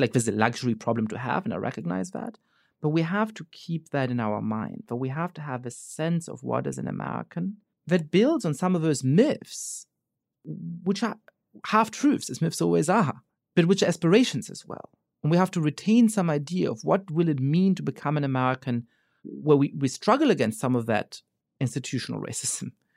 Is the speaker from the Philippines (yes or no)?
no; Germany; moved away as an adult; now in United States; I grew up Jewish in Germany